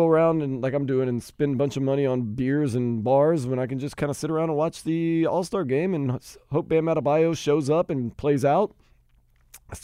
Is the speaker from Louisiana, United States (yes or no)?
yes; New Orleans, Louisiana, United States; Leroy and I have a lot in common, too, because we're both from New Orleans